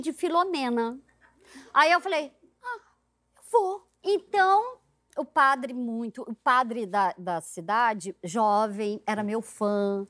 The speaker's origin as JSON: {"language": "Portuguese", "area": "Zona da Mata near Ouro Preto", "region": "interior of Minas Gerais", "country": "Brazil", "also_born_or_lived": "Macaé, Rio de Janeiro", "moved": "as an adult", "said": "eu sou de Minas. Aham. Eu sou do interior de Minas e da zona da mata perto de Ouro Preto. E eu fui morar em Macaé, estado do Rio"}